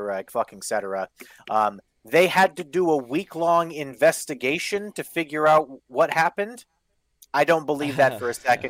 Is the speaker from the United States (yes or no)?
no; Canada; And I'm Canadian.